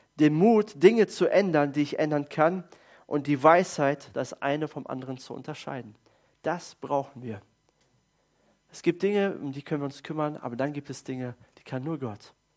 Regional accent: Germany; als Deutsche

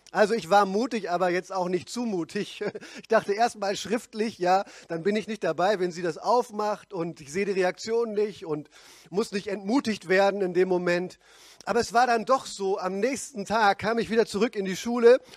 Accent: Pforzheim, Baden-Württemberg, Germany; Und selbst in meiner Heimatgemeinde in Pforzheim, wo ich herkomme, bin ich nur

